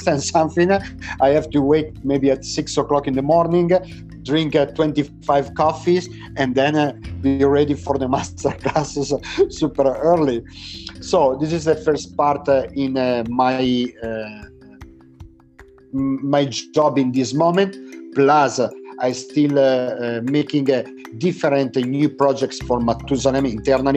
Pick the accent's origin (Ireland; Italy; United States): Italy; Lodi, Lombardy; English is a second language; Now I'm in Lodi. My hometown is close to Milano, actually. It's half an hour far from Milano, south from Milano